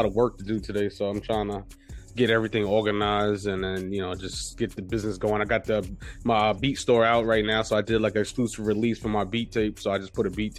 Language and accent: English; New York City, New York, United States; Now, New York, you know, we native New Yorkers